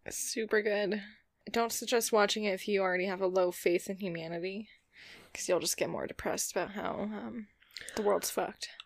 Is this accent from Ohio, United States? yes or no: no; about an hour's drive from Crestone, Colorado, United States; that's like an hour drive from my hometown